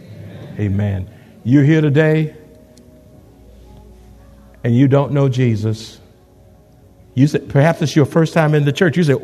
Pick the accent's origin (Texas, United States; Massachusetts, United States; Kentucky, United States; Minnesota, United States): Texas, United States; Houston; now in San Antonio, United States; I'm not from San Antonio. I'm in Houston